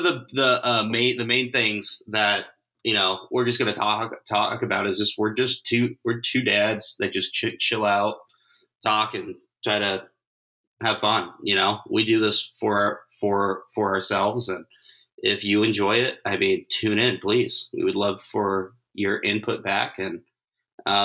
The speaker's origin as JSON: {"language": "English", "region": "California", "country": "United States", "tie": "born or raised there", "moved": "yes", "lives_now": "Michigan, United States", "said": "I grew up in California"}